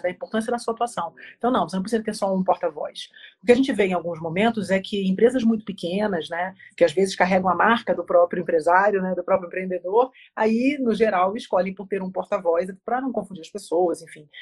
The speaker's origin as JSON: {"language": "Portuguese", "region": "Rio de Janeiro", "country": "Brazil", "moved": "yes", "lives_now": "Curitiba, Brazil", "said": "eu sou carioca, mas eu moro em Curitiba há 16 anos"}